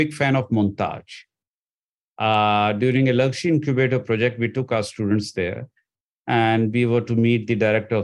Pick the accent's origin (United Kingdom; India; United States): India; moved away; I came from India